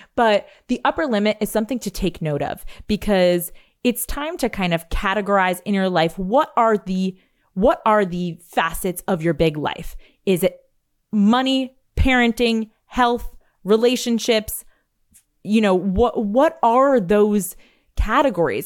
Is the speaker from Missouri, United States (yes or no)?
no; New York, United States; I'm a New Yorker. I say, like, you guys